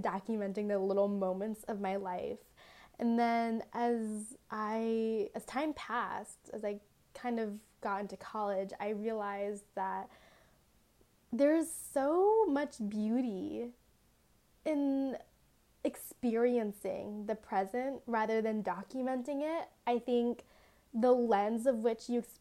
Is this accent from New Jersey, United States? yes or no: no; Las Vegas, Nevada, United States; I tell everyone I'm from Las Vegas, but like truly I live in like the suburb of Vegas, which is like 10 minutes away from the actual city